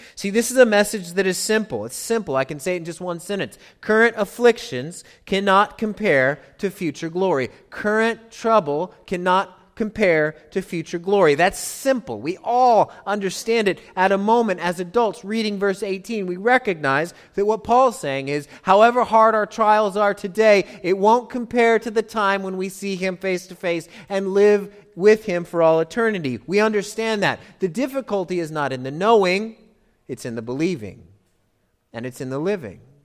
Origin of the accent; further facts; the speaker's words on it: United States; I'm American